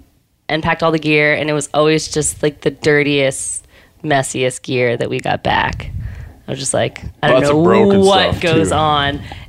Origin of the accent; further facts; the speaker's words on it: Charleston, South Carolina, United States; now in New York, United States; I'm from Charleston, South Carolina. But yeah, have been lived in New York for 7 years.